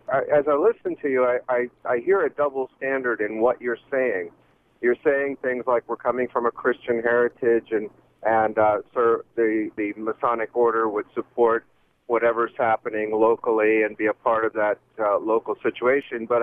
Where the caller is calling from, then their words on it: London, Ontario, Canada; Uh, I'm actually on the road uh, around London right now in Ontario.